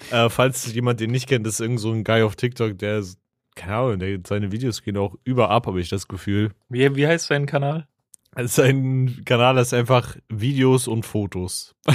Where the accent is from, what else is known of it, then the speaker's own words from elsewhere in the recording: Schonungen, Bavaria, Germany; ich komme aus Schonungen bei Schweinfurt.